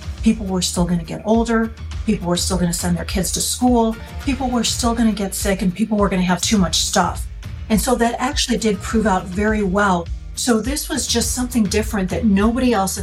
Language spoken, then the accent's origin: English; Chicago, Illinois, United States; I am originally from the Chicago area. That's where I grew up and have never really left